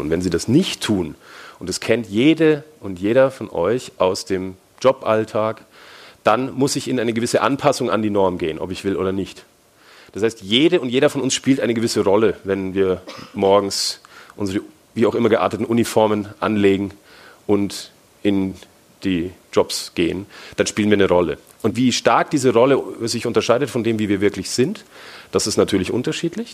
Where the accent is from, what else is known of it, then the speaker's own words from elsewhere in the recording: Franconia, Bavaria, Germany; accent: Franconian; Ich bin Deutscher, also vielleicht hört man es ein bisschen, also bin Franke